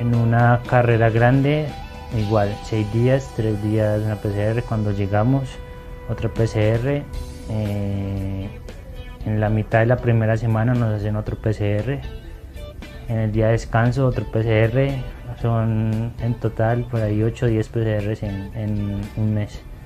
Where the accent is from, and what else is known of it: Huila, Colombia; moved away; also born or lived in Antioquia / El Carmen de Viboral